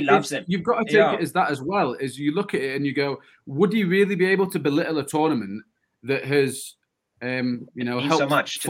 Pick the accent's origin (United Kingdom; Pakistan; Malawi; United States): United Kingdom; Yorkshire and the Humber; someone growing up in Yorkshire